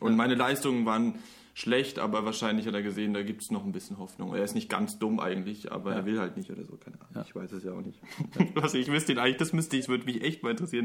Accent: Lörrach, Baden-Württemberg, Germany; also born or lived in Mannheim; bin dann recht früh nach Lorach gezogen. Das ist eigentlich, das liegt genau an der Grenze zu Basel und zu Frankreich. Im Dreiländereck

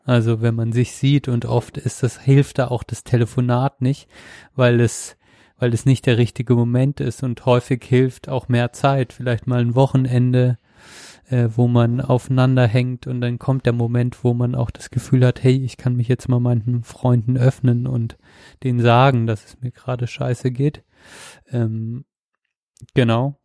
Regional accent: Germany; als Deutscher

